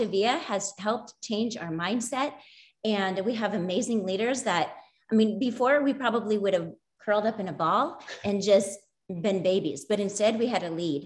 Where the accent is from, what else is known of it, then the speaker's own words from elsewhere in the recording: Iowa, United States; We're from Iowa. We're teachers